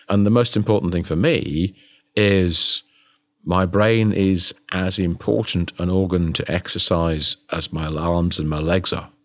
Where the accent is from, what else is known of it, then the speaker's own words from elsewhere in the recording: United Kingdom; me being British